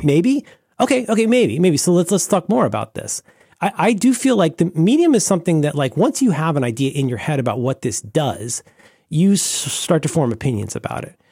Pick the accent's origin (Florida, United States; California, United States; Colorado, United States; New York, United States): Florida, United States; growing up in Florida